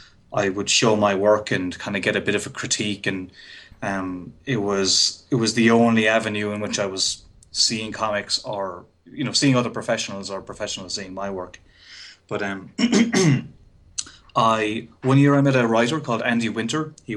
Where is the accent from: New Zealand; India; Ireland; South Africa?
Ireland; accent: Irish; I went to college in Limerick, back home or here in Ireland